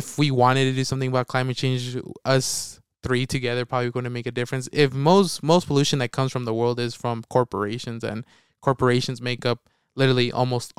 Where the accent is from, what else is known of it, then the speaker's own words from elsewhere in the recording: Utah, United States; we're from Utah